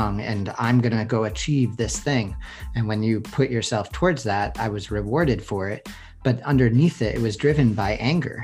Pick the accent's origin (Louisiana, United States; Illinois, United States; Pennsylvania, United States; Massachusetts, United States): Massachusetts, United States; Boston; accent: Boston; now in San Francisco, United States; I grew up in Boston